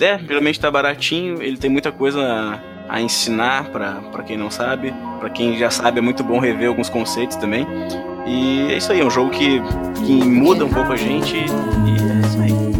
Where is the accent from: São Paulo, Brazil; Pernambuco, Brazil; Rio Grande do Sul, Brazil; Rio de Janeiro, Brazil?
Rio Grande do Sul, Brazil; accent: gaúcho; o meu sotaque foi gaúcho nesse começo